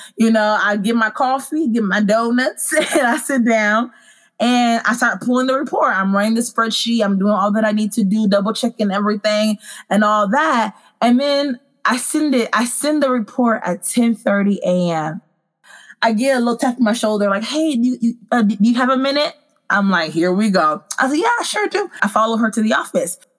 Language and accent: English; Dallas, Texas, United States; also born or lived in Congo; I am originally from Congo, but my family brought me to America when I was nine months old, and I've lived in Dallas, Texas ever since